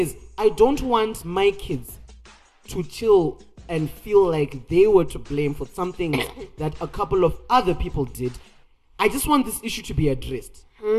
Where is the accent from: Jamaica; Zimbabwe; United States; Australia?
Zimbabwe; Bulawayo; because I'm Shona, but I grew up in Bulawayo